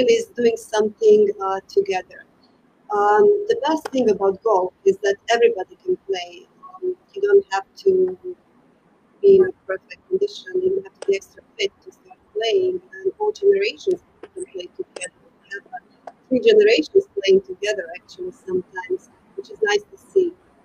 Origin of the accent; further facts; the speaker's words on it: Croatia; moved away as an adult; also born or lived in United States; now in Qatar; when I came back from United States in Croatia, where I am originally from